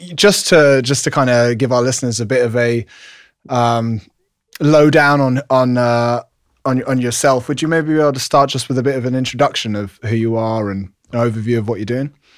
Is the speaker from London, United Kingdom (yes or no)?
yes; London, United Kingdom; London, England, where I'm from